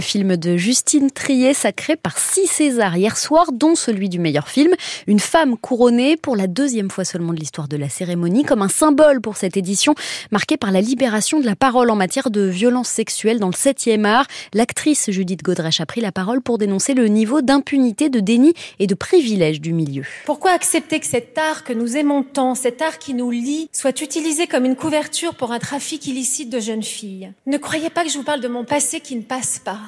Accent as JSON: {"language": "French", "town": "Paris", "region": "Île-de-France", "country": "France", "said": "je suis parisienne mais d'origine bretonne"}